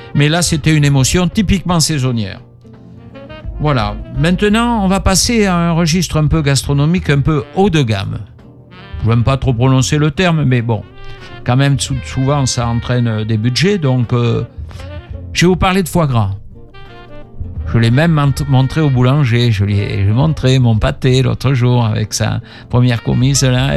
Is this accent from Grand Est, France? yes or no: no; Bordeaux, Nouvelle-Aquitaine, France; Je suis un Bordelais, je suis né rue Jacques